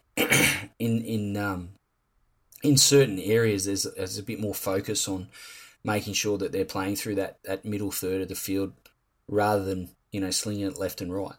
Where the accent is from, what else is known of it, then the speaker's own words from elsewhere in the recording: Campbelltown, New South Wales, Australia; I am from Campbelltown